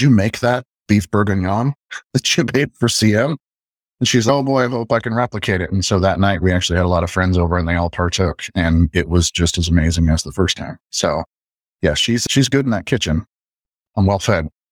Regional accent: Midwest, United States; I'm from the Midwest

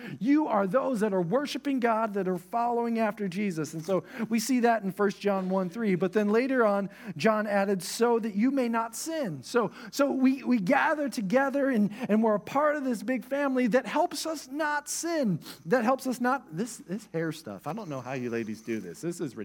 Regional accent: Oklahoma, United States; moved away; also born or lived in Texas; I was from Oklahoma

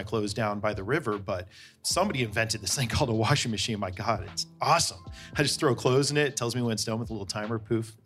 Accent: Bay Area, California, United States; I grew up in the Bay Area

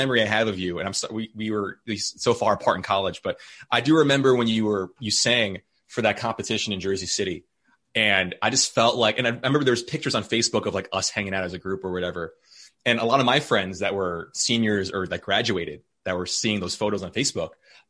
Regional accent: Philippines; I think I have that maybe cheerleader mentality from being Filipino, like loving community, wanting to make things approachable.

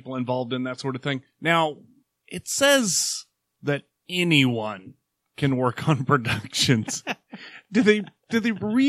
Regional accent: Oklahoma, United States; growing up in Oklahoma

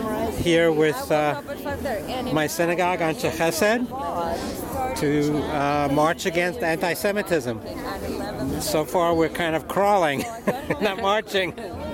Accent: New York City, New York, United States; also born or lived in Poland; I grew up in Queens, and I live on the Upper West Side. But I was actually born in Poland, where until I was 9 years old

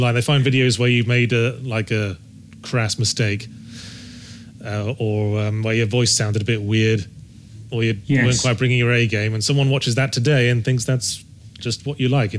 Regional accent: Rugby, West Midlands, United Kingdom; moved away; I was born in Rugby in Warwickshire.

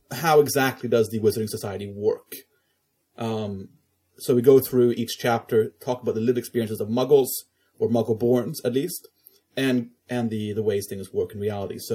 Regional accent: Stockholm, Stockholm County, Sweden; I am from Stockholm. I am a Swedish Canadian based in, in Sweden.

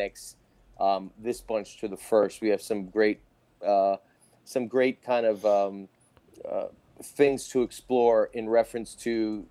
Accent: Jersey City, New Jersey, United States; I grew up in Jersey City, like five blocks away

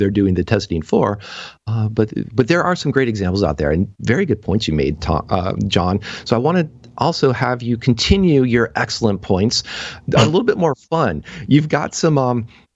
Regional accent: United States; being an American

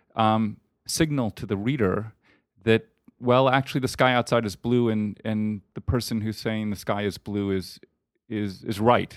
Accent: New York City, New York, United States; moved away as an adult; also born or lived in Los Angeles, California; now in Austin, United States; I grew up in New York City, um, uh, on the Upper West Side of Manhattan

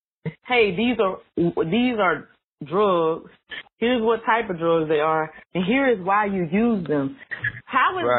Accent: Georgia, United States; moved away as an adult; also born or lived in Chicago; now in Washington, D.C., United States; I was born in Georgia. So I'm a down south Georgia girl

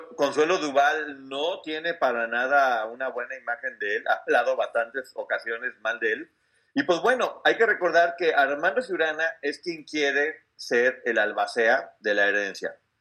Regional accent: Mexico; como mexicano me sentí muy orgulloso

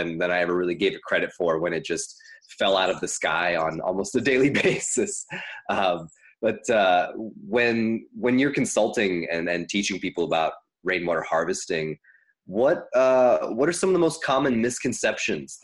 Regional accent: Ohio River Valley, Kentucky, United States; moved away as an adult; also born or lived in coastal California; now in California, United States; I come from the Ohio River Valley in Kentucky

